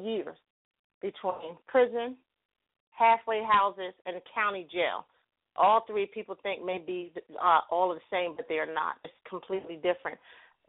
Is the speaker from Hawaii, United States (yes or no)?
no; New Jersey, United States; moved away as an adult; now in Pittsburgh, United States; I am originally from New Jersey, and I now live in Pittsburgh, Pennsylvania